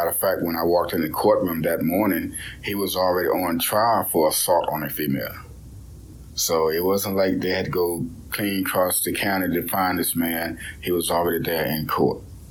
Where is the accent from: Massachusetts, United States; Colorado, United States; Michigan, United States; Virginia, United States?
Virginia, United States; Hanover; I was born in Hanover, Virginia, 1982.